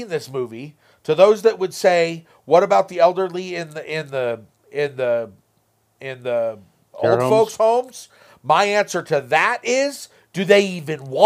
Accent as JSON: {"language": "English", "country": "United States", "said": "as an American"}